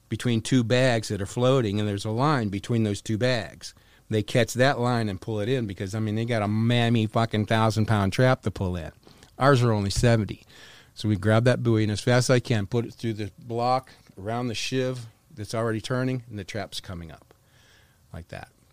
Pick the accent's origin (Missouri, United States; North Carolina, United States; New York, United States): North Carolina, United States; moved away; also born or lived in Wisconsin / Florida; I grew up in North Carolina. My father was eighty-second Airborne